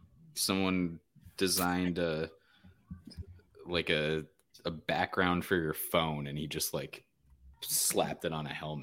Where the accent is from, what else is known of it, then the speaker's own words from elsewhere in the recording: Phoenix, Arizona, United States; Born and bred in Phoenix, Arizona.